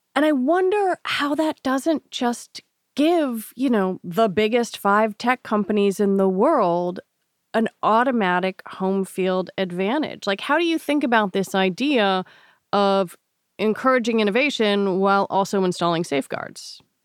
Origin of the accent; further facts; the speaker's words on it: Washington, District of Columbia, United States; I was born in Washington, D.C.